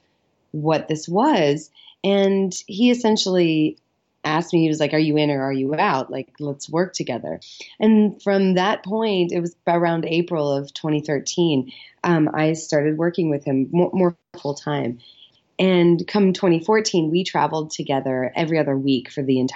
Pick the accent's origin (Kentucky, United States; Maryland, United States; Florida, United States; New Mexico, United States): Kentucky, United States; Louisville; also born or lived in Chicago / Los Angeles; I grew up here in Louisville, Kentucky, and I went to school in Chicago